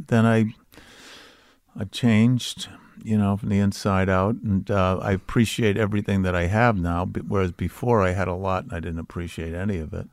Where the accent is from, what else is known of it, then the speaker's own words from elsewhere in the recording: Boston, Massachusetts, United States; It's about growing up in Charlestown